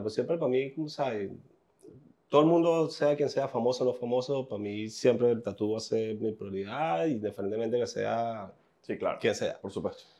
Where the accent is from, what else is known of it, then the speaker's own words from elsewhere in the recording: Puerto Cabello, Carabobo, Venezuela; now in New York, United States; Es el primer día que salí de Puerto Cabello